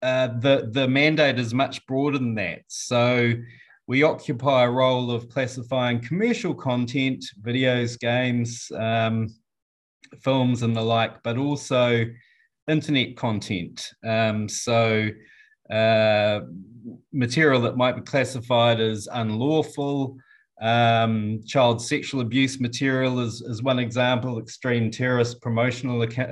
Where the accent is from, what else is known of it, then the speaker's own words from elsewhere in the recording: New Zealand; from New Zealand. I'm the chief censor for New Zealand.